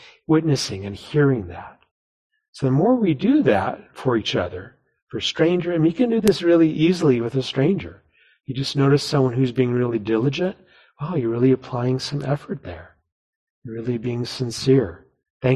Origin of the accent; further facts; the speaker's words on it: New Mexico, United States; now in Seattle, United States; where I grew up in New Mexico